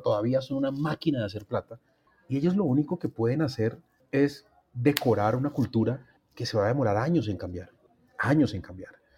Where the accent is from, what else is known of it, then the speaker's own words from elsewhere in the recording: Colombia; como colombiano